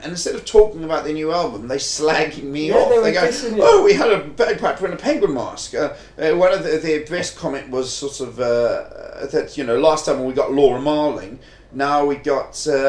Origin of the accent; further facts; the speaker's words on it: Durban, KwaZulu-Natal, South Africa; moved away as an adult; now in United Kingdom; I'm from Durban.